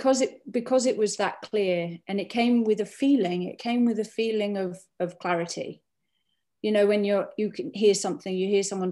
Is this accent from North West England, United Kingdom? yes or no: yes; Cumbria, North West England, United Kingdom; where I grew up in Cumbria